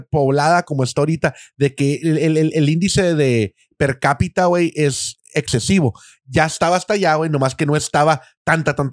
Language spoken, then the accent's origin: Spanish; Sonora, Mexico; now in Tijuana, Mexico